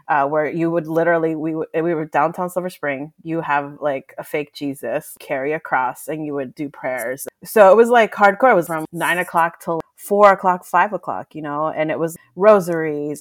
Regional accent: Mexico; moved away; I was born in Mexico. My family is Mexican

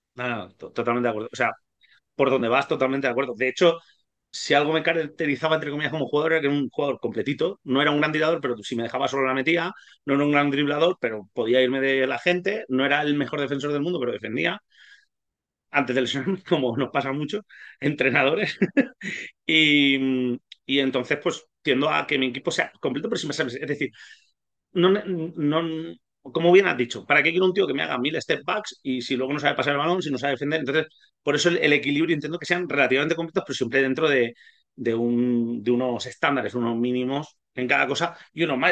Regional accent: Ibi, Valencian Community, Spain; also born or lived in Hungary; somos un club de pueblo, IBI son 25.000 habitantes

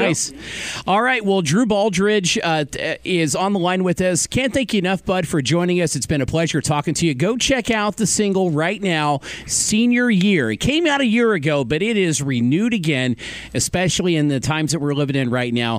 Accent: Evansville, Indiana, United States; I grew up in Evansville, but went to school at Wood Memorial just north of there

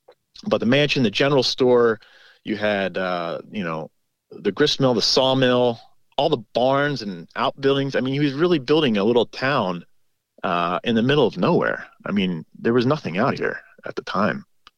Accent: Huntingdon Valley, Pennsylvania, United States; moved away as an adult; also born or lived in Whidbey Island, Washington; now in Stoddartsville, United States; I grew up in Huntington Valley, which is just outside of Philadelphia. But like I said, my father grew up here, so we would come up for, you know, a couple weeks in the summer and spend it with my grandparents

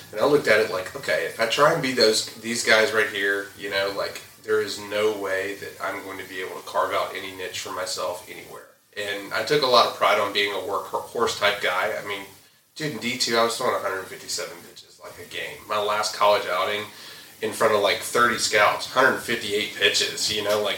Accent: the South, United States; I grew up in the South

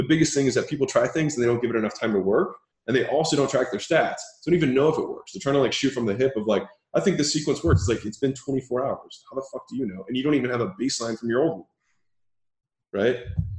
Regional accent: Baltimore, Maryland, United States; moved away as an adult; also born or lived in Huntington Beach, California; I was from Baltimore, Maryland

